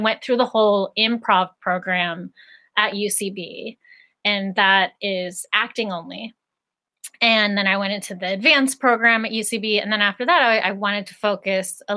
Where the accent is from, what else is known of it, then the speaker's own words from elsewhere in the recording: Greensburg, Pennsylvania, United States; I grew up in Greensburg, Pennsylvania, which is an hour outside of Pittsburgh.